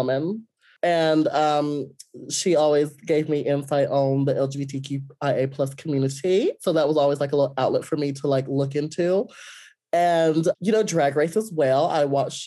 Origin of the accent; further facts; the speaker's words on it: Ramseur, North Carolina, United States; growing up in Ramsor